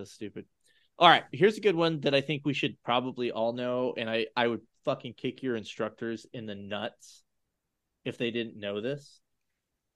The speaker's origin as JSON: {"language": "English", "region": "Colorado", "country": "United States", "tie": "born or raised there", "moved": "yes", "lives_now": "Georgia, United States", "said": "I grew up in Colorado"}